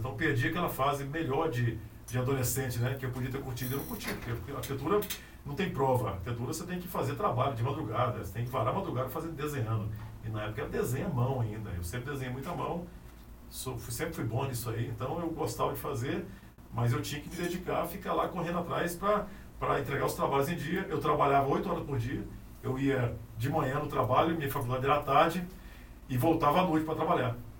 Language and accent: Portuguese; Anápolis, Goiás, Brazil; nasci em Anápolis, e subi por aqui mesmo